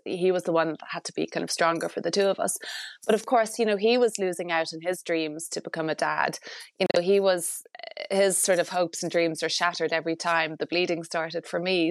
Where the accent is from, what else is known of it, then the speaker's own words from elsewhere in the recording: Ireland; as an Irish married couple